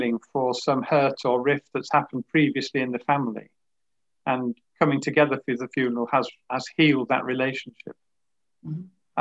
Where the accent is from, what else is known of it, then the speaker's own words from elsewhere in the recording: Yorkshire and the Humber, United Kingdom; I'm from Yorkshire